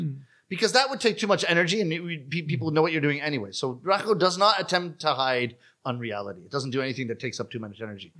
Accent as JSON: {"language": "English", "town": "Toronto", "region": "Ontario", "country": "Canada", "tie": "born or raised there", "also_born_or_lived": "Japan", "first_language": "English", "moved": "yes", "said": "my hometown of Toronto"}